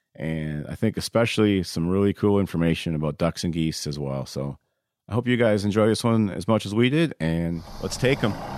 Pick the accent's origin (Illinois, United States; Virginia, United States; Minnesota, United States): Minnesota, United States; Waseca; Waseca, Minnesota, which is my hometown.